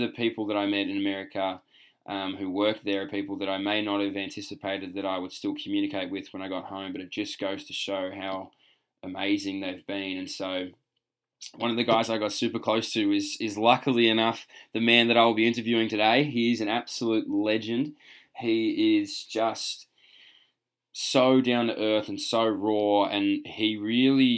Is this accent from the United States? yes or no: no; Australia; moved away